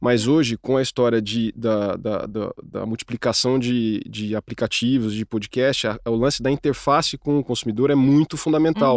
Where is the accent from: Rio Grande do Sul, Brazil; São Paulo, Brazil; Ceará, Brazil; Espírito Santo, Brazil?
São Paulo, Brazil; Presidente Prudente; accent: caipira; moved away; Eu sou de Presidente Prudente, natural do interior, caipira mesmo